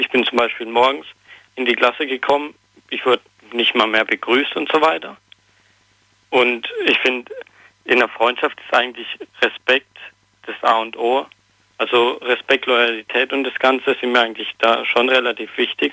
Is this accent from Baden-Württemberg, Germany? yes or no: no; near Potsdam, Brandenburg, Germany; Ich komme aus Neuling, also bei Potsdam in der Nähe